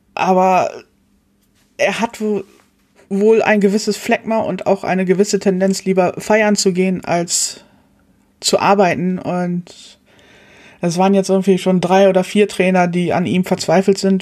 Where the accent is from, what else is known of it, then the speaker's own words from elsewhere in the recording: Hamburg, Germany; Ich komme hier aus der Ecke, aus Hamburg